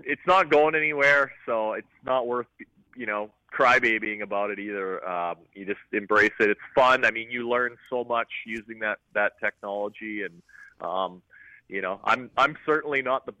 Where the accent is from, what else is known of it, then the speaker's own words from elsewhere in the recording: Lake of the Woods, Ontario, Canada; growing up on Lake of the Woods, I had access to fishing and being on the water